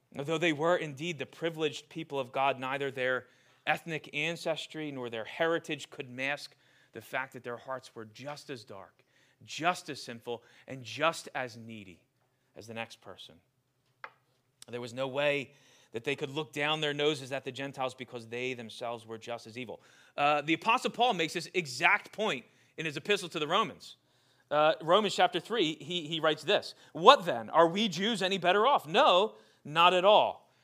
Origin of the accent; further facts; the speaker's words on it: Glassboro, New Jersey, United States; I grew up in Glassboro, went to Glassboro High School